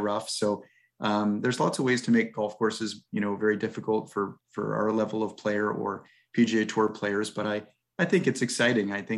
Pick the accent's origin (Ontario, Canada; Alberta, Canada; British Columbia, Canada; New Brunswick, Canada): New Brunswick, Canada; Fredericton; also born or lived in Victoria / California / Arizona; now in Vancouver, Canada; I grew up in Fredericton, New Brunswick